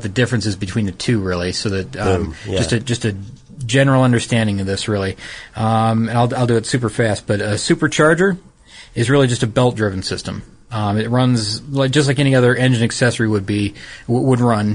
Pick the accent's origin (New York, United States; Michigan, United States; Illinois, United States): Michigan, United States; Detroit; I'm from Detroit. I mean, from the Detroit area